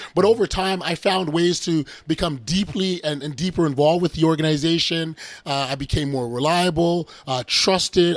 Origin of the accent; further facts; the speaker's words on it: Canada; we we're from Canada